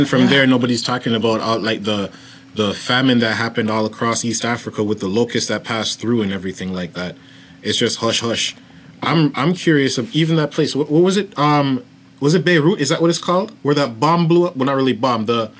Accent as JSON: {"language": "English", "country": "Jamaica", "said": "I'm Jamaican."}